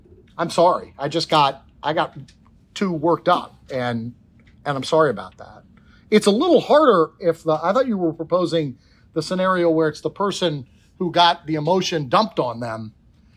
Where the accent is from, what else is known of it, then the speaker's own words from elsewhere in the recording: Washington, District of Columbia, United States; I'm not Irish, but grew up around lots of Irish, sort of one generation removed from being in Ireland in the Washington, D.C. area.